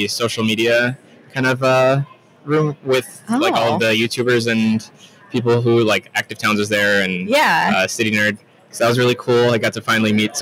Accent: New York City, New York, United States; born and raised in Queens.

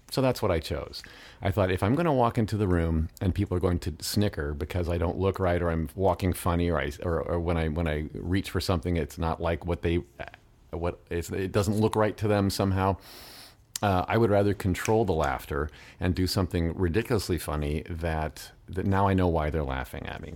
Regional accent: Midwest, United States; growing up in the Midwest

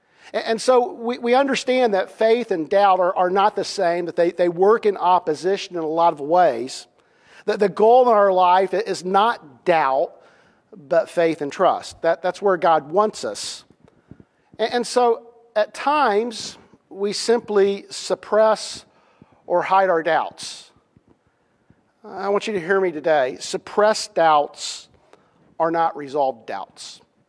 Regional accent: Indiana, United States; also born or lived in Kansas; I would say, well, I'm from Indiana, even though it's been many years since I lived in Indiana. I'm a Hoosier

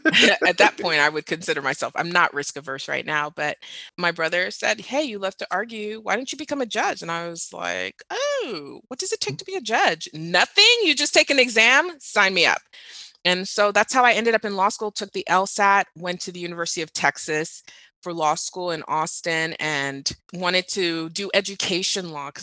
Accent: Dubai, United Arab Emirates; also born or lived in Nigeria / Doha / Riyadh; So I grew up in the Middle East. I grew up in Dubai and Doha.

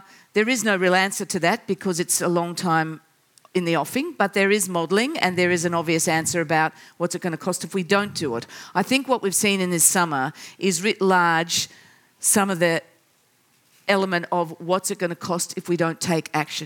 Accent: South Australia, Australia; here in my home state of South Australia

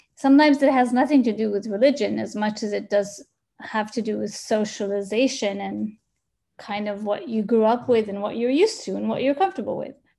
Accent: Sana'a, Amanat Al Asimah, Yemen; also born or lived in United States; now in Dubai, United Arab Emirates; I'm from Sana'a

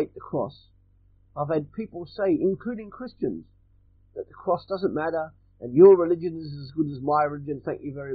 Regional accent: Australia; I'm Australian

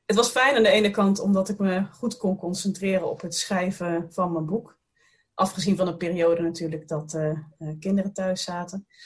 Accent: Roosendaal, North Brabant, Netherlands; also born or lived in Tilburg / Den Bosch; Ja, ik ben een Brabantse. Ik ben geboren in Roosendaal, vlakbij de grens met België. En ehm, daar heb ik eh, heel lang gewoond, tot tijdens mijn studie.

